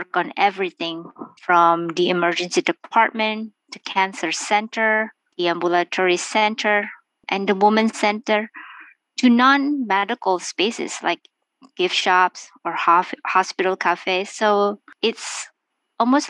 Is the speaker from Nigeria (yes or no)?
no; Makassar, South Sulawesi, Indonesia; moved away as an adult; also born or lived in Seattle, Washington / Savannah, Georgia; now in New York, United States; I was born in Makassar on the island of Sulawesi in Indonesia. I came to United States in 1994 for college